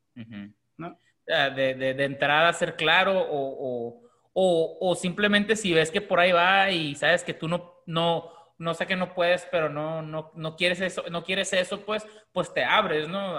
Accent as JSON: {"language": "Spanish", "country": "Mexico", "moved": "yes", "lives_now": "United States", "said": "aunque somos mexicanos, y, pero aunque vivimos en Estados Unidos"}